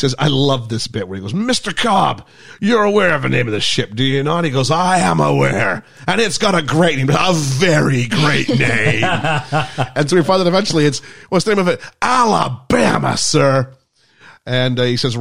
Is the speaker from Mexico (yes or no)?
no; Canada; we're Canadian.